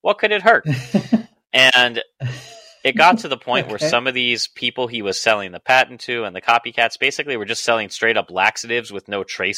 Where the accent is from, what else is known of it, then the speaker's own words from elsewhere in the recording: Chicago, Illinois, United States; I am from Chicago